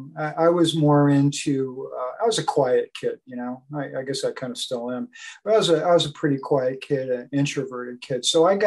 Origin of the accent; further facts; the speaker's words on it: New Haven, Connecticut, United States; I grew up in, I was born in New York City, but we moved to Connecticut. My dad was transferred up to Connecticut for work. So my first 18 years I spent in New Haven